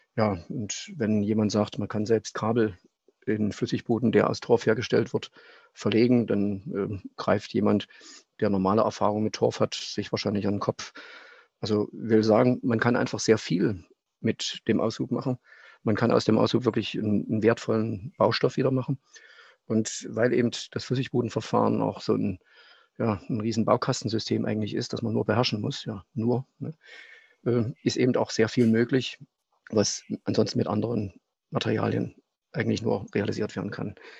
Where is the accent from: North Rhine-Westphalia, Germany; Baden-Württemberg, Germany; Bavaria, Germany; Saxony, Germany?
Saxony, Germany; Leipzig; moved away as an adult; Ich bin gebürtiger Leipziger